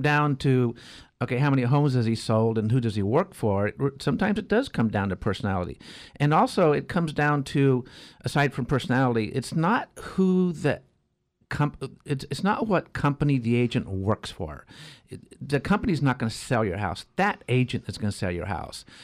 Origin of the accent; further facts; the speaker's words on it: Arroyo Grande, California, United States; also born or lived in San Jose; I grew up in Arroyo Grande.